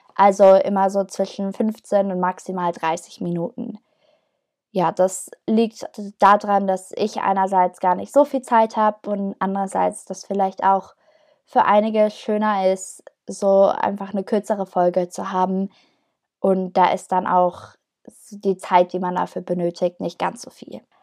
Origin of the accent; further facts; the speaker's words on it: Herzogenaurach, Bavaria, Germany; moved away as an adult; now in Niebüll, Germany; Ich ähm, komme aus Herzogenaurach, das liegt in Franken. Also ich komme ursprünglich eigentlich aus dem Süden des Landes